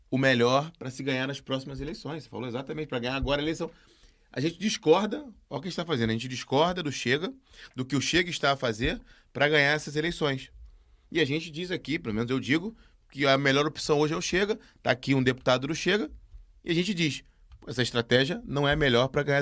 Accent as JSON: {"language": "Portuguese", "country": "Brazil", "moved": "yes", "lives_now": "Portugal", "said": "E eu posso dizer aqui, como brasileiro, que eu discordo"}